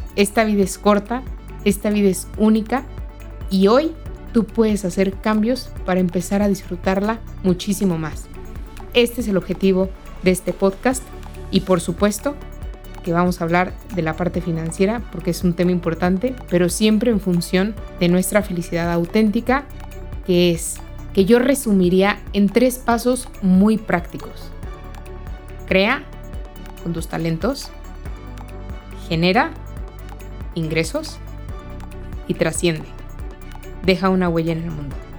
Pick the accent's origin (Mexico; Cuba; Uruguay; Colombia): Mexico; soy mexicana